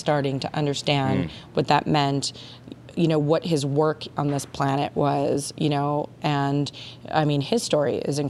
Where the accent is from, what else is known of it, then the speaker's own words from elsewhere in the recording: Long Island, New York, United States; now in Los Angeles, United States; I was born on Long Island, born and raised.